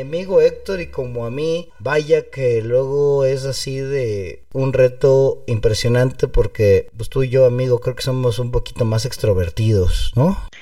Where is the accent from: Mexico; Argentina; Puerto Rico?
Mexico; aquí en México